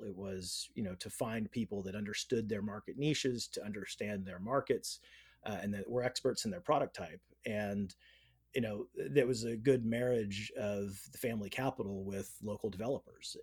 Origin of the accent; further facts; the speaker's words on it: Northern California, United States; I grew up in Northern California